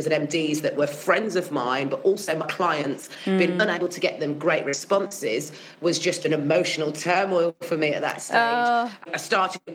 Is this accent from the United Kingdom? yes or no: yes; Birmingham, West Midlands, United Kingdom; also born or lived in Manchester; I've lived in Birmingham since I was 4 years old. I was born in Manchester